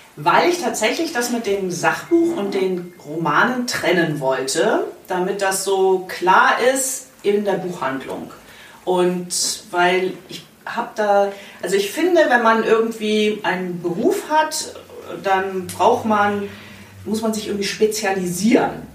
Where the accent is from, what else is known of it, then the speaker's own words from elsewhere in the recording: Bamberg, Bavaria, Germany; moved away as an adult; tatsächlich bin ich vor einem Jahr nach Vierrett gezogen, aber ich sage immer, ich komme aus Bamberg.